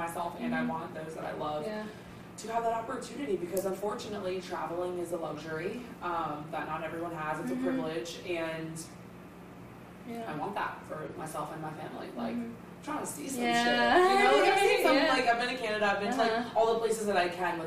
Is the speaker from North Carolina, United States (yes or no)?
yes; Concord, North Carolina, United States; I'm from Concord